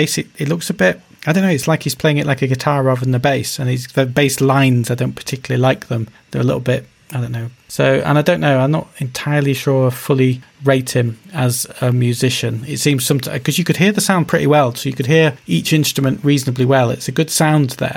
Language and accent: English; United Kingdom; I'm British